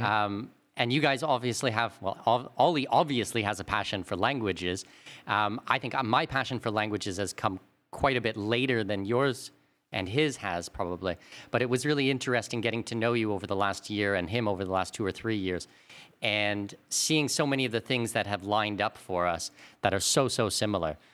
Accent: Canada; we're both Canadian.

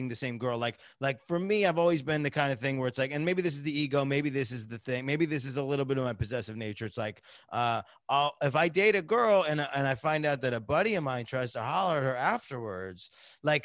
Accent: United States; you grow up as an American

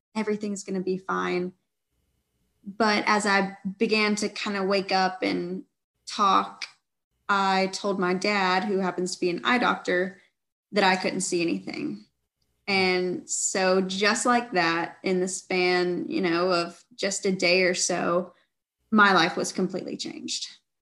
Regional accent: Georgia, United States; I grew up in the South, in Georgia

